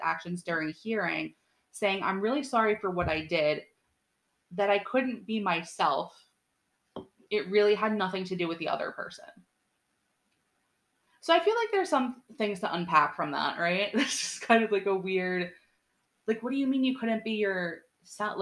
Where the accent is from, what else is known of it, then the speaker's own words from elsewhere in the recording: Long Island, New York, United States; I'm from Long Island.